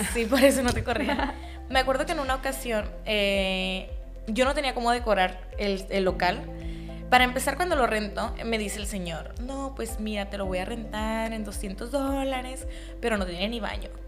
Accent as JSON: {"language": "Spanish", "country": "Mexico", "said": "yo vengo de México, soy mexicana"}